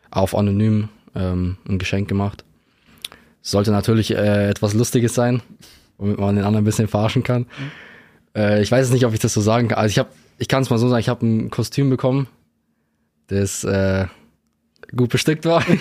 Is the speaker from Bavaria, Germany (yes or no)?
yes; Straubing, Bavaria, Germany; Ich bin mit denen auch aufgewachsen in Straubing.